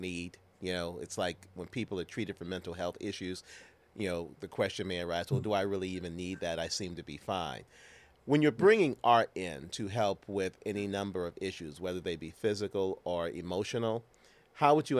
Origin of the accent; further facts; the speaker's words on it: St. Louis, Missouri, United States; I grew up in St. Louis, as you know. I went to Vashon High School